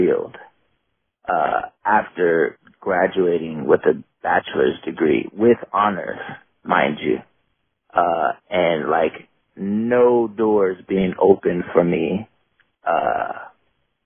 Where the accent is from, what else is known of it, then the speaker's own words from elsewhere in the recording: Bay Area, California, United States; also born or lived in South San Francisco, United States / Oakland, United States; I'm from Oakland. I grew up in a lot of different cities in the Bay Area, but primarily between like Oakland and San Francisco. I grew up in South San Francisco up until I was about 12, and then my mom moved to Oakland